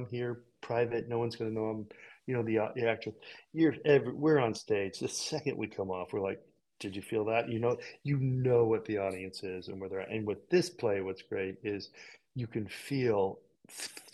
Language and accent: English; California, United States; in California, we had these incredible public spaces of big theaters, and we did tours. We were touring Peter Pan